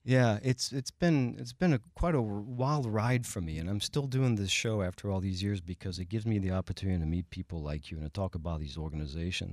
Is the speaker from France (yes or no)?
yes; France; now in Houston, United States; I am the Texan from France